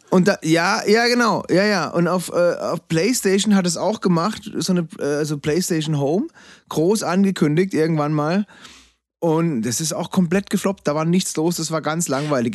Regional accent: Freiburg, Baden-Württemberg, Germany; Freiburg, meiner Heimatstadt

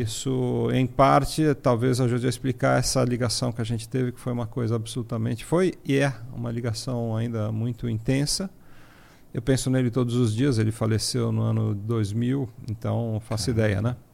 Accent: São Paulo, Brazil; eu sou natural aqui de São Paulo, lá do bairro do Ipiranga

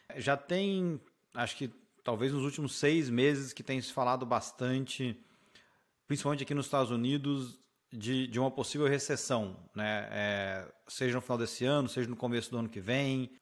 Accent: Brazil; moved away as an adult; now in United States; eu como brasileiro

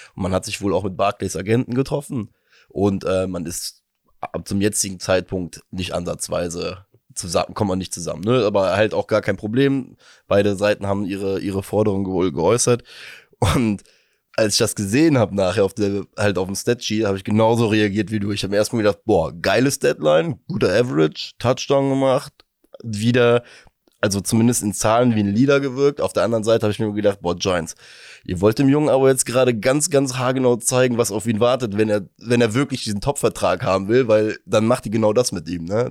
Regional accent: Germany; als Deutscher

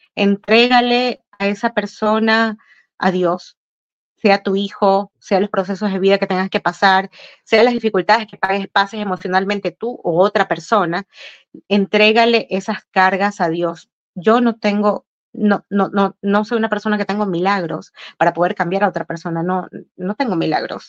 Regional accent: Ecuador; now in United States; en mi país, en Sudamérica

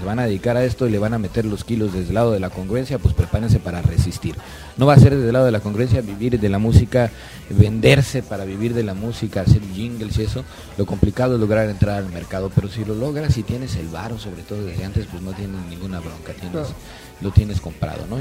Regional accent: Yucatán, Mexico; moved away as an adult; also born or lived in Mexico City; Soy yucateco

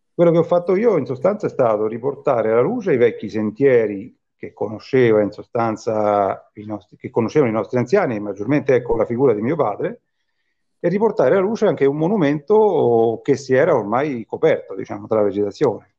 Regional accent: Bomarzo, Lazio, Italy; moved away as an adult; also born or lived in South Tyrol; Bomarzo è un paese ricco di storia e io sono affascinato sin da piccolo de- del mio paese, insomma. Poi sono stato a, per anni, diciamo, ho vissuto in, in Alto Adige, ho lavorato fuori

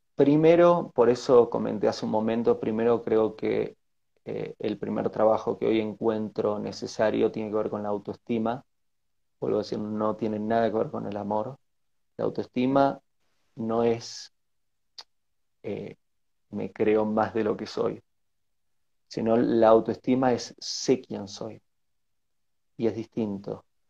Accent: Bariloche, Río Negro, Argentina; moved away as an adult; also born or lived in Buenos Aires / Uruguay / United States / Asia; soy de nacionalidad argentina, me crié en Bariloche, en la Patagonia Argentina

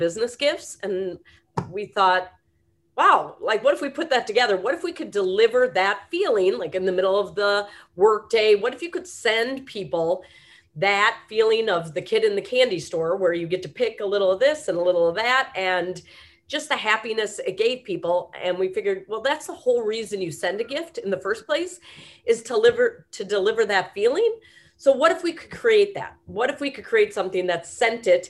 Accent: Wisconsin, United States; moved away as an adult; now in Colorado, United States; I'm from Wisconsin originally, and then came out to school here in Northern Colorado

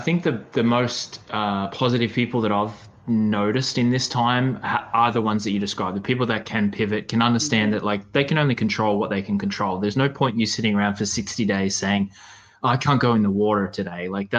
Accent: Australia; I do remember cheering against you as an Aussie.

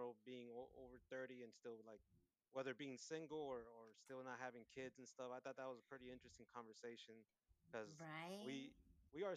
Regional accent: Oregon, United States; born or raised there; also born or lived in Morelos, Mexico

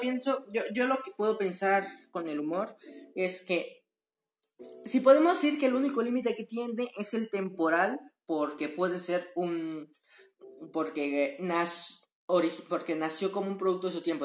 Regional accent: Mexico; soy mexicano

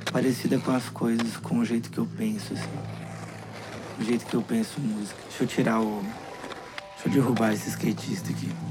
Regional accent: Contagem, Minas Gerais, Brazil; also born or lived in Belo Horizonte; Eu Nasci em Belo Horizonte e cresci em Contagem.

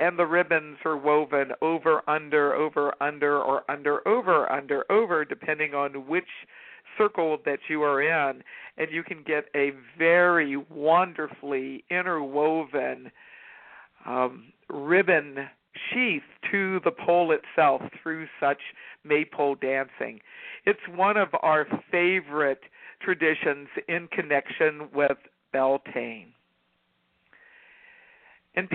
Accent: Virginia, United States; When I was growing up in Virginia, we not only had maypole dancing in the public schools

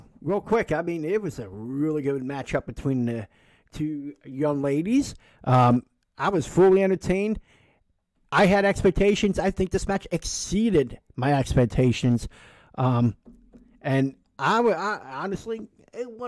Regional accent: Philadelphia, Pennsylvania, United States; we're from the Philly area

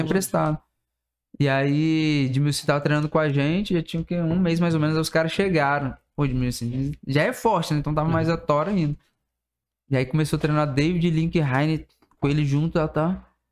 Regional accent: Vila Velha, Espírito Santo, Brazil; Sou cria do Aribiri, como toda a galera fala, né? … do Aribiri

